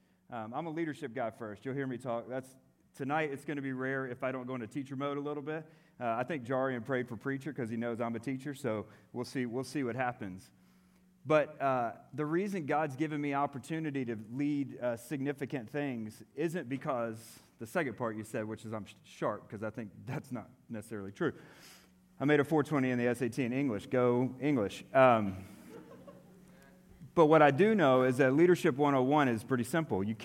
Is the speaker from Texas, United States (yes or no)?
no; Atlanta, Georgia, United States; I'm from Atlanta.